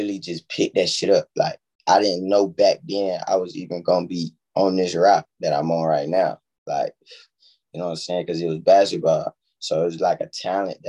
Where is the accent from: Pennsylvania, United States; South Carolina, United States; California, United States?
South Carolina, United States; Columbia; also born or lived in Sumter, South Carolina; I'm really like from South Carolina, Columbia